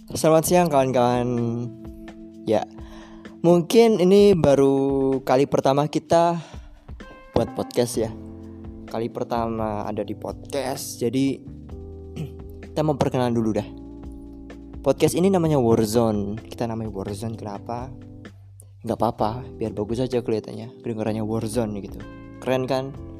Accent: Malang, East Java, Indonesia; aku asalnya dari Malang dan sekarang masih kuliah semester 4 di salah satu universitas swasta di Malang

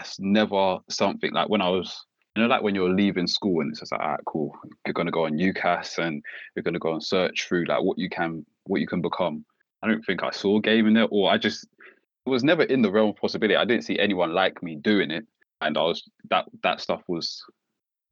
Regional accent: London, United Kingdom; I'm from Walthamstow, lived there all my life

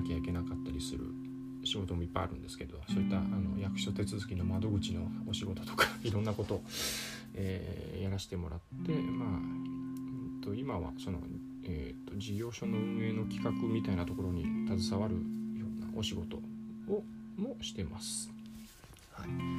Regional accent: Ishikawa, Japan; also born or lived in Osaka; 小学校入る時に、えー、っと石川県に引っ越して、まあ、金沢の、まあ、隣近所みたいなところですねに引っ越しました

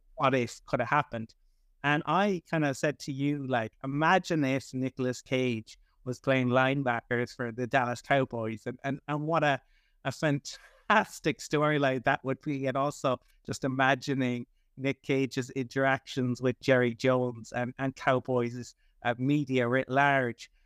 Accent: Cork, Munster, Ireland; I'm from Cork originally, my mother is from Kerry

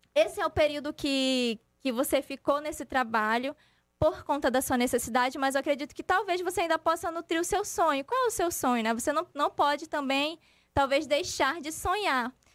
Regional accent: Tefé, Amazonas, Brazil; now in Manaus, Brazil; eu não sou daqui, eu sou do interior, sou de Tefé

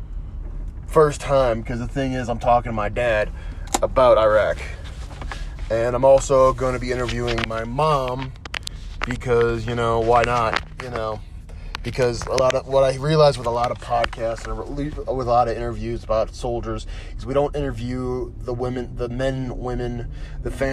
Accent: North Carolina, United States; moved away as an adult; also born or lived in Colorado; I came home to North Carolina from Colorado

